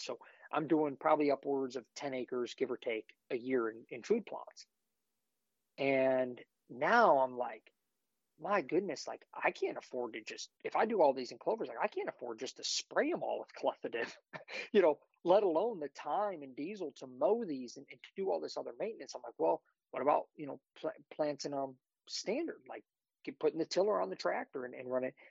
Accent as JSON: {"language": "English", "region": "Ohio", "country": "United States", "tie": "born or raised there", "said": "I grew up in Ohio, manage our family property that's uh, just under 250 acres"}